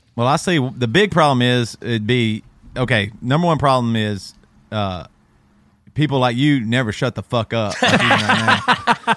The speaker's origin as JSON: {"language": "English", "town": "Greer", "region": "South Carolina", "country": "United States", "tie": "born or raised there", "said": "growing up in Greer South Carolina, we had, like, Kmart and stuff like"}